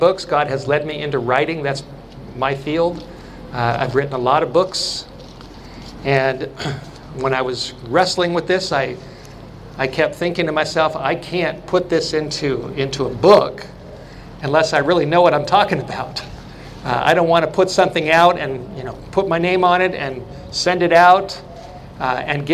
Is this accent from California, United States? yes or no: yes; California, United States; moved away; to be back in California, to be in my home state, to be not far from where I went to school